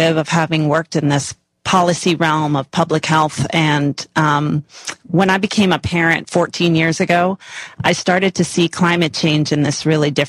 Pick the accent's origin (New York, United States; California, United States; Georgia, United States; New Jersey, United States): New York, United States; New York City; I'm from New York. I'm an urban girl. I grew up in the city